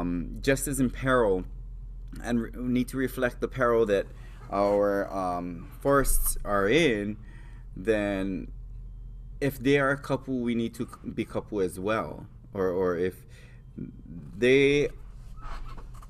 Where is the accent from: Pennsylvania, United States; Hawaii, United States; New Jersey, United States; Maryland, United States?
Hawaii, United States; Hawaii Island, United States; I come from Hawaii Island, which is the island that is known for lehua. It's also the island that has the most cases of rapid ohia death. I grew up making lehua